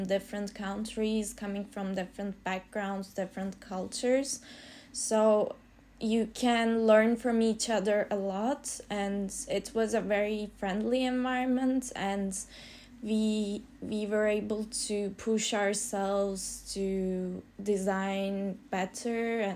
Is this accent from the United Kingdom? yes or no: no; Turkey; moved away as an adult; also born or lived in Belgium; I come from Turkey and I studied a Bachelor of Architecture in Turkey